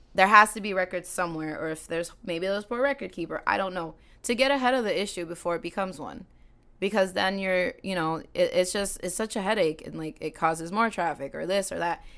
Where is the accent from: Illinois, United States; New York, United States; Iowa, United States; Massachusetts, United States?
Massachusetts, United States; Salem; I was born and raised in Salem, um, still there now